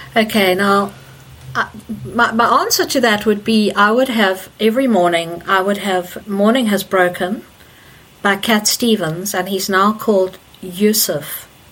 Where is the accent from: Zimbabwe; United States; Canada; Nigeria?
Zimbabwe; also born or lived in South Africa; now in Leeds, United Kingdom; Okay, so I grew up in Zimbabwe and spent many many years of my life there.